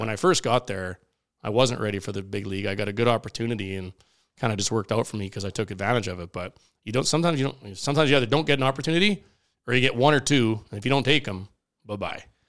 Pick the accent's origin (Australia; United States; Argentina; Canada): Canada; Regina, Saskatchewan; moved away; I grew up in Regina